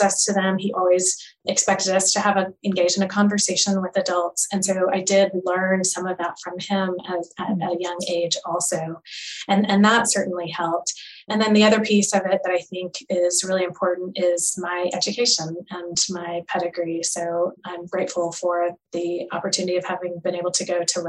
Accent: United States; we are Asian and we're American

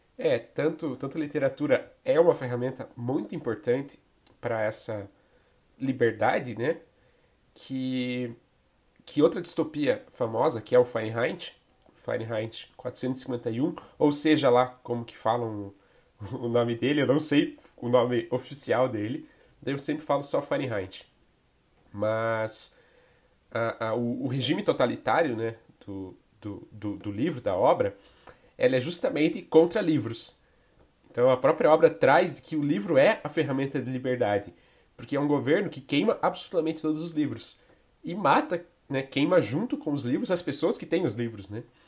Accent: interior of Santa Catarina, Brazil; moved away; eu vim de uma cidade de interior de Santa Catarina, né? É, cidade pequena e tudo mais.

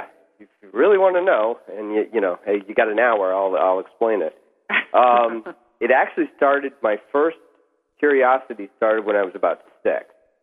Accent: New York, United States; Long Island.

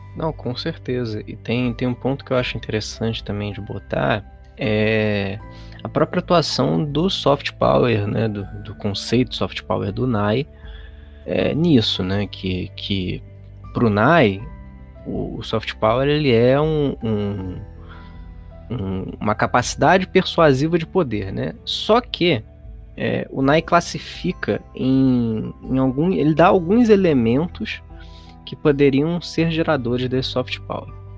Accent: Rio de Janeiro, Brazil; Eu sou carioca

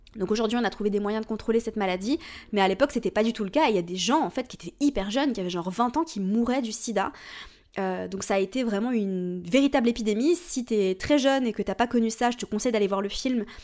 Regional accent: Switzerland; je suis suisse, donc je viens d'un système euh, scolaire différent

